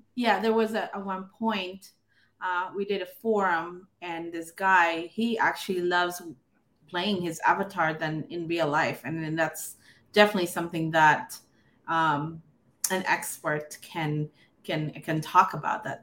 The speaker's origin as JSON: {"language": "English", "country": "Philippines", "tie": "born or raised there", "said": "I grew up in the Philippines"}